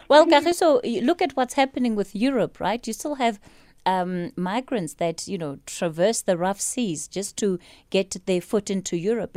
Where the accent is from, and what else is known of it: South Africa